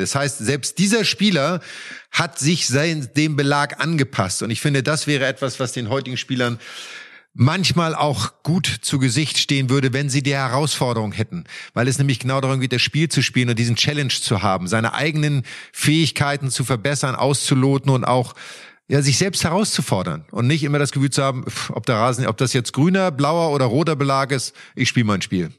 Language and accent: German; Germany; für uns Deutschen, weil wir wir sind auf sehr schnellem Teppichbelag im Winter aufgewachsen